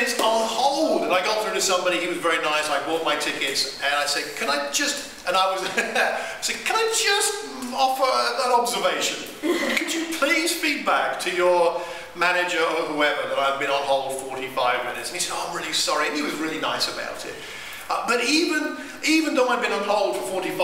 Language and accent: English; United Kingdom; I'm too British